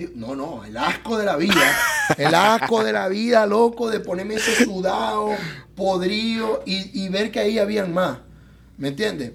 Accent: Zulia, Venezuela; moved away as an adult; also born or lived in Tijuana, Mexico; now in Miami, United States; los maracuchos, los zulianos, nos caracterizamos por ser personas gorditas

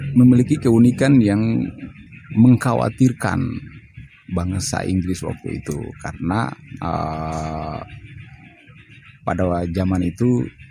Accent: Papua, Indonesia; saya berasal dari Papua

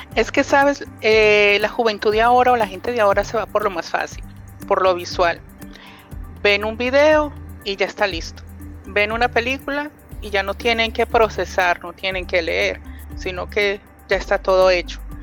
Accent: Colombia; yo soy colombiana

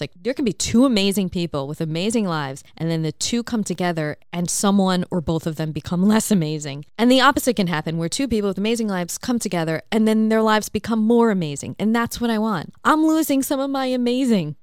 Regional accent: New York, United States; now in Australia; I'm in Australia from New York

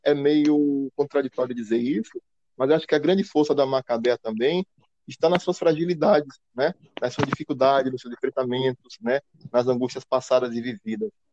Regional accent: Northeast Region, Brazil; nós nordestinos

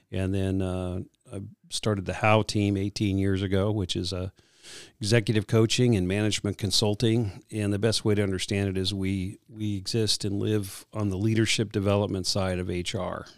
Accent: Southern California, United States; growing up in Southern California

